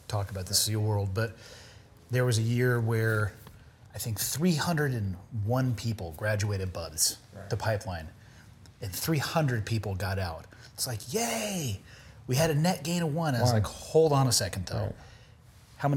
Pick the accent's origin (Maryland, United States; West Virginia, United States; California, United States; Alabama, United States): California, United States; Santa Cruz; I grew up in Santa Cruz, California